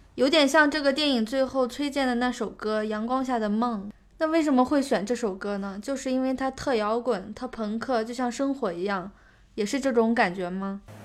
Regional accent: Ningxia, China; 因为我家乡就是宁夏，所以我对那边的感觉特别熟悉

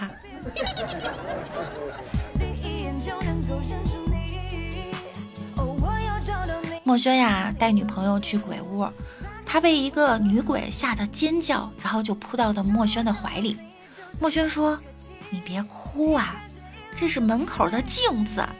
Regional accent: Beijing, China; 虽然我是一个北京人。

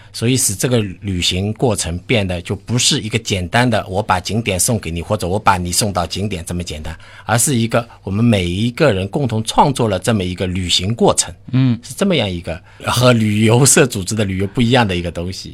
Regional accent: China; 我们中国人大多数的一个主流的文化

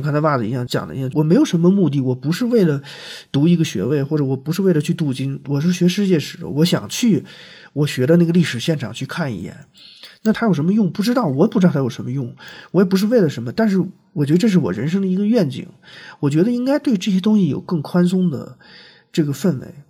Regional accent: China; 我觉得我是像八零后，甚至从七九八零年开始，一直到像袜子他们这代人，就是我们中国人经历了

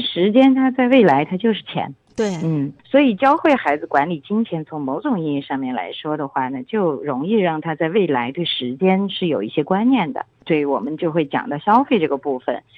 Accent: China; 我们中国人

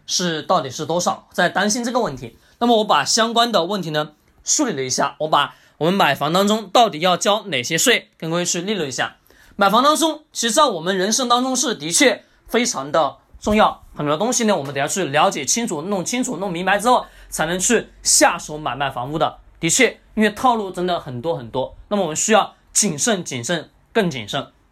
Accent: China; 我们中国人

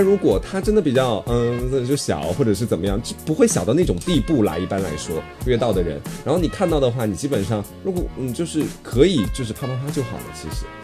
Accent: Anhui, China; now in Hangzhou, China; 我安徽那边蛮蛮骚的

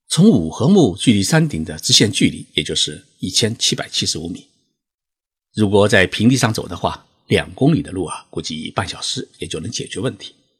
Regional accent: China; 他们得知我是中国人

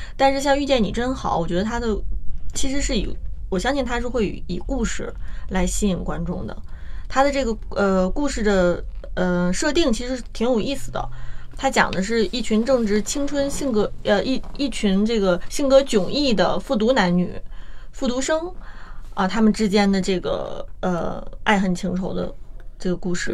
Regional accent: China; 我们大陆

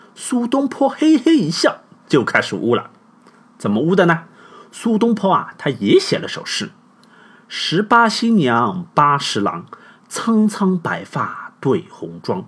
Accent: China; 我们中国人通常是比较隐晦啊

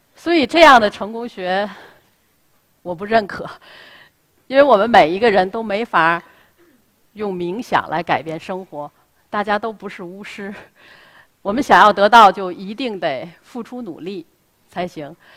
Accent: Tianjin, China; 我出生在南开大学，那是我出生和成长的地方

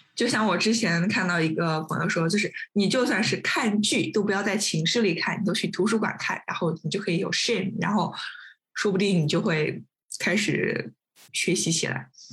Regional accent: Nanjing, Jiangsu, China; 他也是我们南京人

